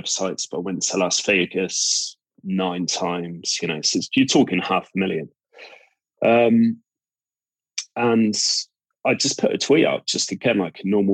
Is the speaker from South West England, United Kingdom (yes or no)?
yes; Cornwall, South West England, United Kingdom; accent: Cornish; I'm from Cornwall